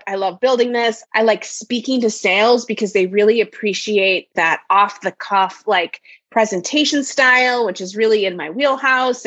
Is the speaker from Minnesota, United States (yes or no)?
yes; Minnesota, United States; I have been born and raised in Minnesota